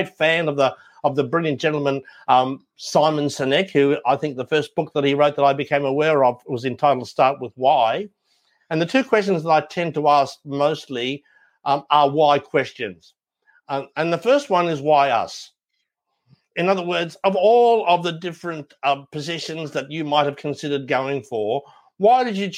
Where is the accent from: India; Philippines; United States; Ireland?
Ireland; we're Irish